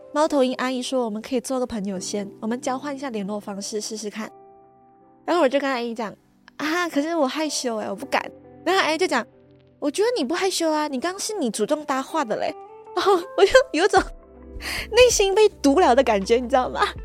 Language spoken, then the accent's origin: Chinese; Malaysia; 就很像我这样，就是一个马来西亚人去到台湾